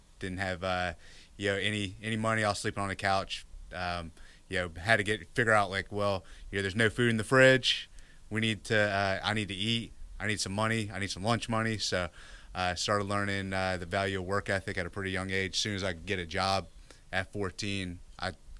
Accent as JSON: {"language": "English", "region": "Northern Virginia", "country": "United States", "tie": "born or raised there", "moved": "yes", "lives_now": "Austin, United States"}